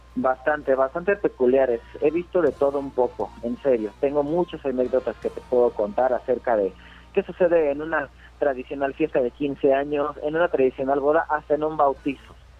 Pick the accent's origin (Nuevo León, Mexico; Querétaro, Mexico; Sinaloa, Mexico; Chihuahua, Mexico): Querétaro, Mexico; soy de aquí de Querétaro